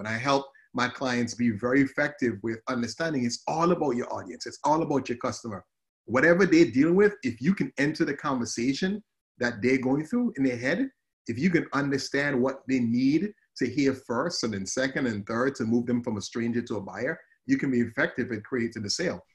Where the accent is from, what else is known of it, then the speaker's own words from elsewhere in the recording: Antigua & Barbuda; moved away as an adult; also born or lived in Murray, Kentucky; now in United States; you probably hear the accent. So I'm, I'm from the Caribbean. I'm from a, of a beautiful island called Antigua